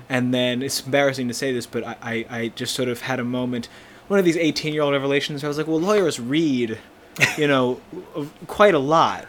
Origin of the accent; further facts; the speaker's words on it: Plainsboro, New Jersey, United States; now in Boston, United States; I'm from New Jersey originally. I'm from a place called Plainsboro, uh, which is outside of Princeton